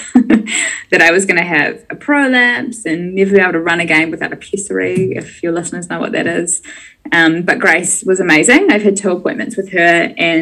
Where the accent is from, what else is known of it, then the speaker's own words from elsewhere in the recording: Bay of Plenty, New Zealand; moved away as an adult; also born or lived in Dunedin; I grew up in the Bay of Plenty in the North Island, so very far away from Dunedin.